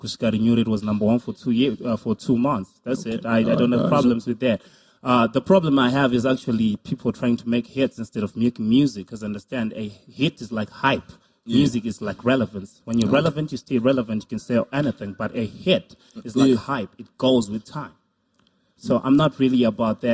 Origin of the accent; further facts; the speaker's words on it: Masvingo, Zimbabwe; I'm from Masingo